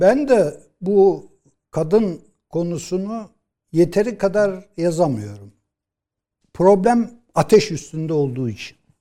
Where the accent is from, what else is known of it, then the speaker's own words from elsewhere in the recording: Black Sea Region, Turkey; Ben Karadenizliyim